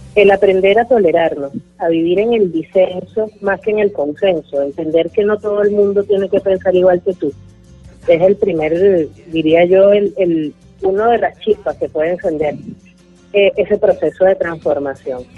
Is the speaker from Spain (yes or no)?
no; Venezuela; nuestro país